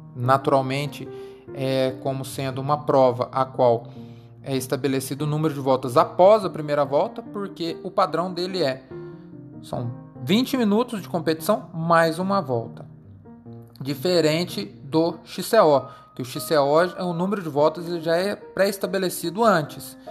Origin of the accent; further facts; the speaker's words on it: Brazil; nós brasileiros